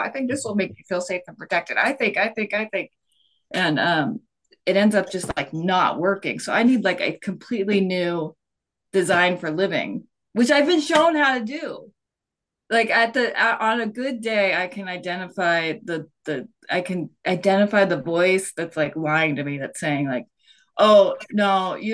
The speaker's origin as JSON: {"language": "English", "town": "San Diego", "region": "California", "country": "United States", "tie": "born or raised there", "moved": "yes", "lives_now": "Portland, United States", "said": "I am from San Diego, born and raised in San Diego. I moved to Portland in 1999 with a band"}